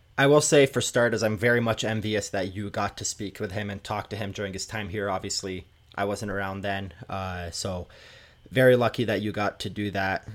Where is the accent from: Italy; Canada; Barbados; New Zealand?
Canada; Growing up in Canada